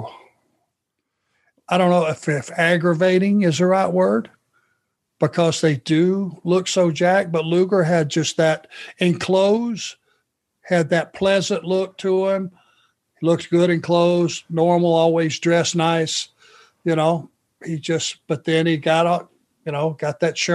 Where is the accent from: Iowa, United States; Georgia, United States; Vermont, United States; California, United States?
Georgia, United States; Rome; Pee Wee, the referee, Anderson, who I grew up with in Rome, Georgia